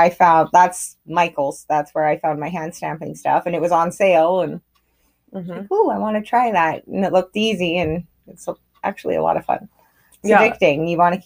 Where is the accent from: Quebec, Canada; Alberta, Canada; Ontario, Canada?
Alberta, Canada; Grande Prairie; We're sisters, and we were born and raised in Grand Prairie and in Alberta, in Canada